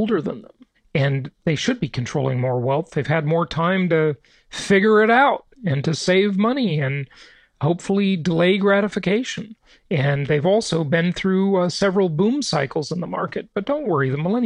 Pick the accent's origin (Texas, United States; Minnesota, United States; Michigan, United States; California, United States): California, United States; Los Angeles; where I grew up in Los Angeles